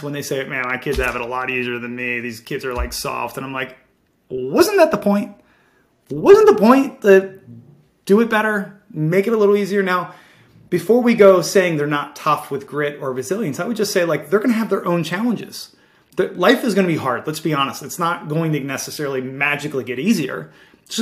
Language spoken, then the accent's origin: English; Baltimore, Maryland, United States; growing up in Baltimore City